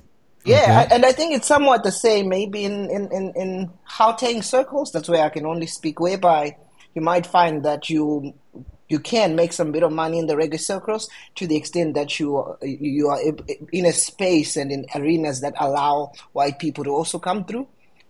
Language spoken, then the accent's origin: English; Zimbabwe; I'm from Zimbabwe.